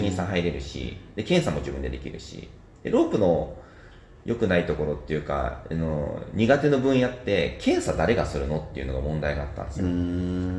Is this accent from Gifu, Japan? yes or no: no; Nagoya, Aichi, Japan; moved away as an adult; now in Fuchu, Japan; もともと名古屋出身なんですが